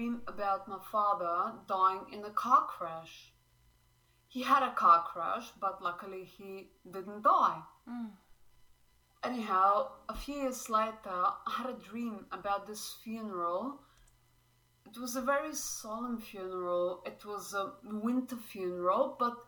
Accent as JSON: {"language": "English", "country": "Slovenia", "moved": "yes", "lives_now": "Brisbane, Australia", "said": "I currently live in Brisbane, Australia, but I'm originally from Slovenia"}